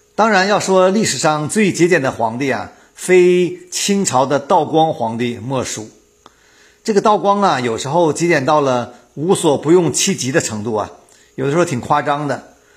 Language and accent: Chinese; Northeast China, China; moved away; 我们东北老家